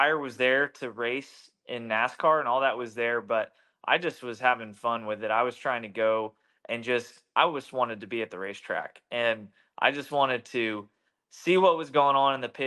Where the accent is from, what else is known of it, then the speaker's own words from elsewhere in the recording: Charlotte, North Carolina, United States; I grew up in Charlotte